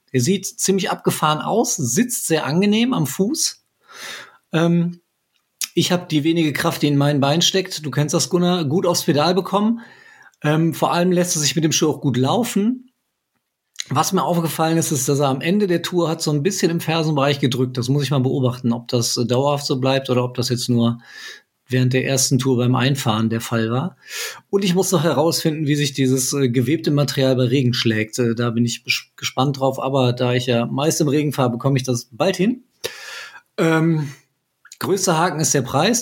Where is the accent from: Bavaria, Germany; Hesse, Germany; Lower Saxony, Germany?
Hesse, Germany; Frankfurt; ich bin ja Frankfurter